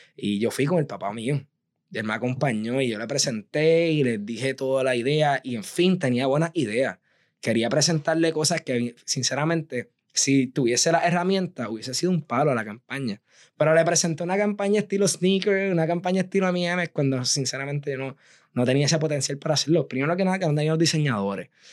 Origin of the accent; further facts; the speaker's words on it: Aguadilla, Puerto Rico; moved away as an adult; also born or lived in San Juan, Puerto Rico / Providence, Rhode Island; yo soy actualmente de Aguadilla, soy aguadillano de pura cepa